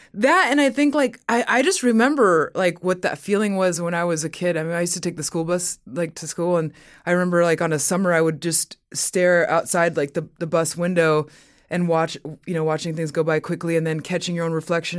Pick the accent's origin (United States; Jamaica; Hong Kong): United States; Inland Empire, California; also born or lived in Mexico; I was born in Mexico, and then when we moved to America, we, my family lived in the Inland Empire